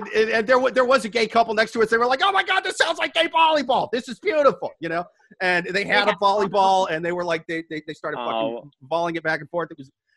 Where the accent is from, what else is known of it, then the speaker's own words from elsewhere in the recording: Midwest, United States; Yeah, dude, I'm from the Midwest. That's the traditional way.